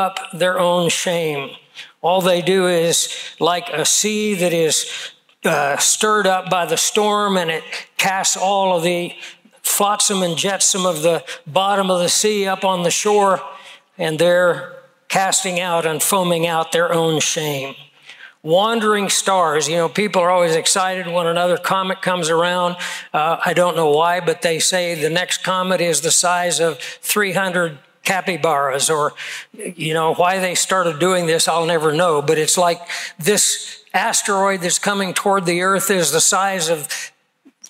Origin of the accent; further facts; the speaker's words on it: Kansas, United States; growing up in Kansas